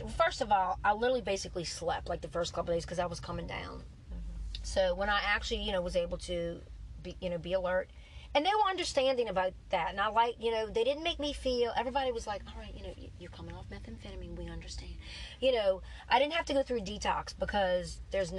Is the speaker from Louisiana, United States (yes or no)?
yes; New Orleans, Louisiana, United States; I was from New Orleans